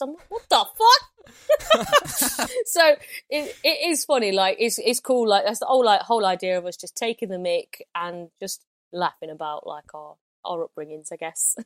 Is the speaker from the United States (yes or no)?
no; Loughborough, East Midlands, United Kingdom; I'm from Loughborough